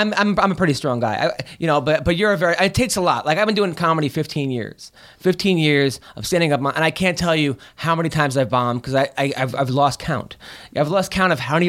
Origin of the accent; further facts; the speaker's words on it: New York, United States; I'm from New York